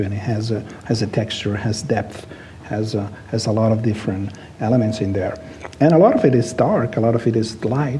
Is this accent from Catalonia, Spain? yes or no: yes; Barcelona, Catalonia, Spain; English is a second language; I was born in Barcelona. I was raised there. I lived there most of my life. I'm a product of the city. It's my hometown